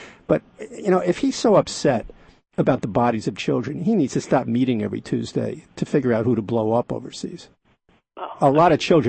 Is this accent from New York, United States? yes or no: yes; New York, United States; the New York Times. I mention that because it's my hometown newspaper